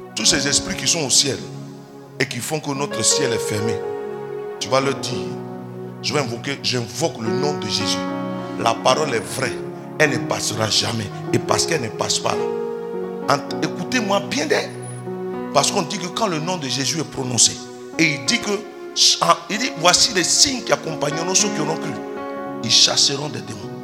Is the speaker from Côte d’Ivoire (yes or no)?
yes; Côte d’Ivoire